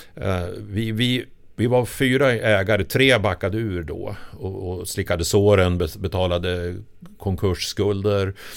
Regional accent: Sundsvall, Västernorrland County, Sweden; moved away as an adult; now in Stockholm, Sweden; Jag kommer från Sundsvall. Eh, och flyttade ner då 78

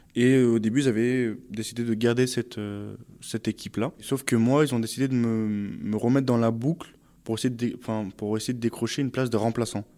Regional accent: Saint-Martin-d'Hères, Auvergne-Rhône-Alpes, France; moved away as an adult; also born or lived in Grenoble; now in Île-de-France, France; j'ai grandi à Saint-Martin-d'Air, euh, j'ai étudié euh, enfin, vraiment dans, à Grenoble, et enfin, j'ai fait presque toute ma vie à Grenoble

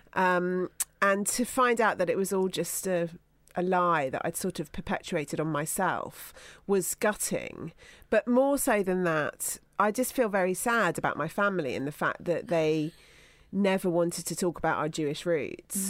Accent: Somerset, South West England, United Kingdom; growing up in Somerset in the 1970s

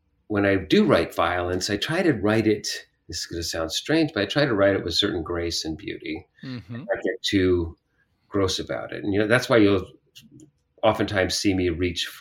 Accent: United States; moved away as an adult; also born or lived in Kalamazoo, Michigan / San Joaquin Valley, California / San Francisco; now in Washington, DC, United States; I had a split childhood. Half my childhood in Western Michigan, in Kalamazoo, Michigan. And then my parents decided in 1968 that they wanted to move to California.

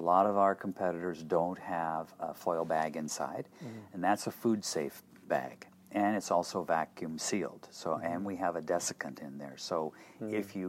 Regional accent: Tokyo, Japan; because I grew up in Japan.

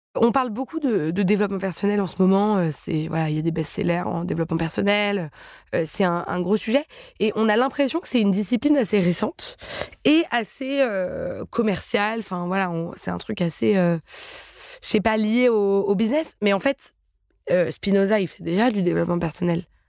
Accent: Paris, Île-de-France, France; je suis parisienne de naissance

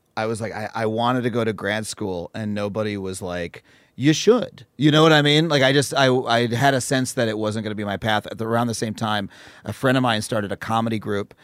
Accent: Wading River, New York, United States; town called Wading River was where I spent most of my life growing up. It's in Suffolk County.

